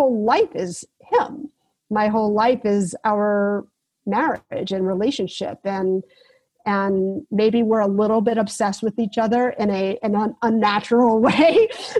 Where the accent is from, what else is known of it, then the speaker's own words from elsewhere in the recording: South Carolina, United States; I grew up in South Carolina